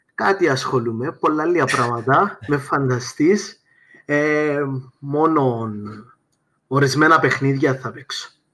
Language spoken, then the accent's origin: Greek; Paphos, Paphos District, Cyprus; moved away as an adult; είμαι από την Πάφο